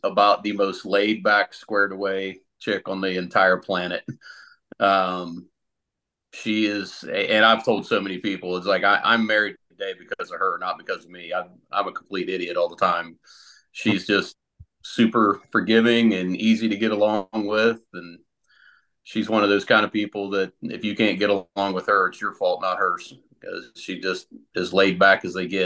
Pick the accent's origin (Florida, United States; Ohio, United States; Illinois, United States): Ohio, United States; Central; also born or lived in Columbus, Ohio / Sunbury, Ohio; I grew up in Central Ohio, lived in Columbus for a little while, and then moved out to the Sunbury area when I was in eighth grade, and pretty much been here ever since